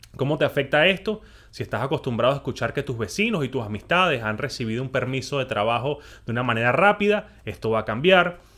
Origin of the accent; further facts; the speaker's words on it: Venezuela; yo como venezolano